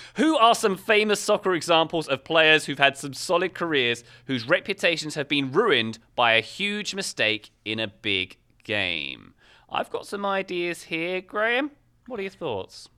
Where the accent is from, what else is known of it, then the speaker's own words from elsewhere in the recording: England, United Kingdom; as an Englishman